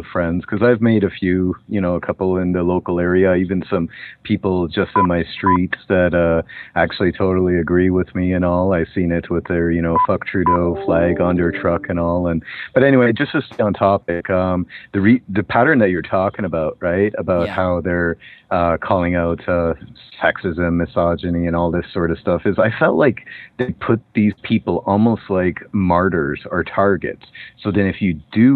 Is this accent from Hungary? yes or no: yes; Hungary; now in Canada; I'm an immigrant. I came from Europe, Hungary